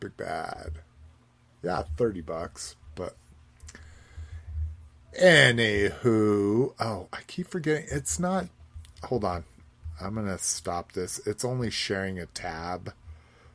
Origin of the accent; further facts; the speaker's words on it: Southwest, United States; growing up in the Southwest, skulls are a big thing